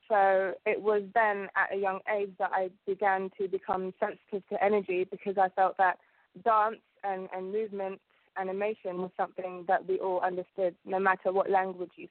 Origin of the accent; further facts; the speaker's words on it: Uganda; born there; okay, well, um, I was born in East Africa, and um, in Uganda there are um, five kingdoms.